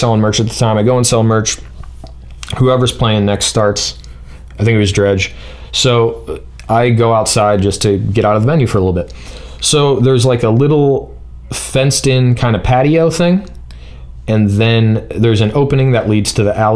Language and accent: English; Ohio, United States; I'm from Ohio.